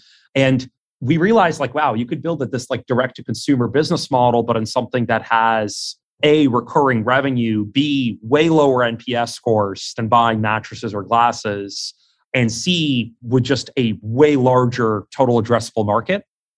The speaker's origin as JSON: {"language": "English", "town": "Queens", "region": "New York", "country": "United States", "tie": "born or raised there", "said": "growing up in Queens, you know, deli owners, jewelers, like people that own their own like lending operations, all sorts of different businesses."}